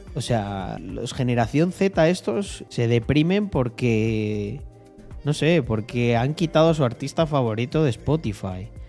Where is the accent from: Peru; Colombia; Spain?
Spain; soy de España